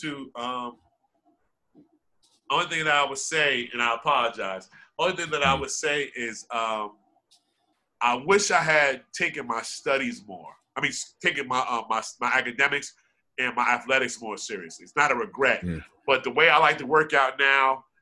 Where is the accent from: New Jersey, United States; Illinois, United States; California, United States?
New Jersey, United States; Irvington; also born or lived in Edison, New Jersey; Irvington's always home because I was born and raised in Irvington.